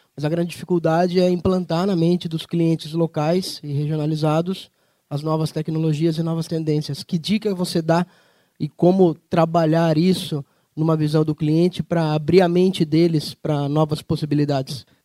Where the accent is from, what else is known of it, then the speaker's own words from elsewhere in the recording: Sorocaba, São Paulo, Brazil; eu sou de Sorocaba também